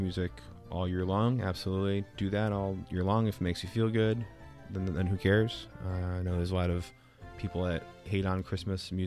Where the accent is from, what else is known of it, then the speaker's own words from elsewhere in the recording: Chicago, Illinois, United States; now in New York, United States; I was born in Chicago, the suburbs thereof